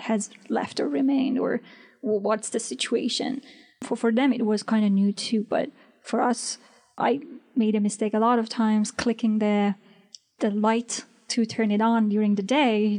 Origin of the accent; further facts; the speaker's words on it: Iran; accent: Iranian; English is a second language; also born or lived in Herat, Afghanistan / Germany; now in New York City, United States; my accent was Iranian, because I was born there